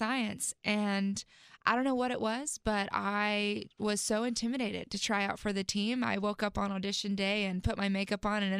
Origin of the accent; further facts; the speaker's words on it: South Carolina, United States; also born or lived in Texas; And I ended up claiming South Carolina as home because that's where I lived the longest and that's where they're still stationed at.